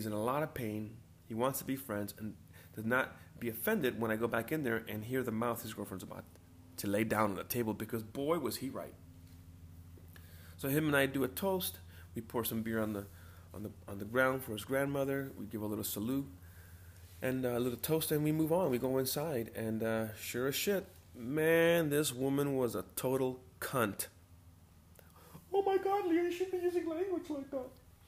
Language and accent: English; California, United States; I was born in California